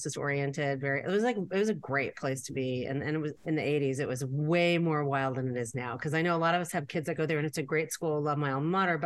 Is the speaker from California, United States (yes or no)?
yes; Beverly Hills, California, United States; I grew up here in Beverly Hills